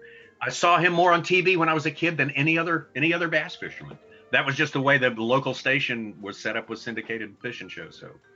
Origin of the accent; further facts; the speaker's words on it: Arkansas, United States; Grew up in a town of 11,000 people.